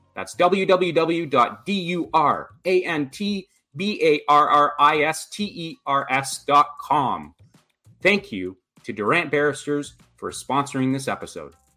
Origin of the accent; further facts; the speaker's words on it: Lanark, Ontario, Canada; I was actually uh, raised in Lanark, Ontario.